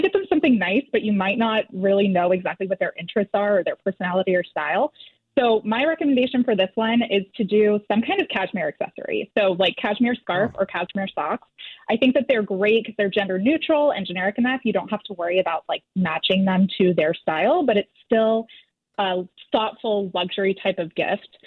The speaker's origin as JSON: {"language": "English", "town": "Newport Beach", "region": "California", "country": "United States", "tie": "born or raised there", "lives_now": "Costa Mesa, United States", "said": "I grew up in Newport. I'm living in Costa Mesa now"}